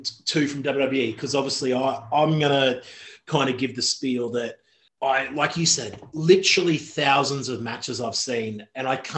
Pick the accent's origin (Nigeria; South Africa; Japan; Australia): Australia; rural Queensland; moved away as an adult; now in United Kingdom; where I live in rural Queensland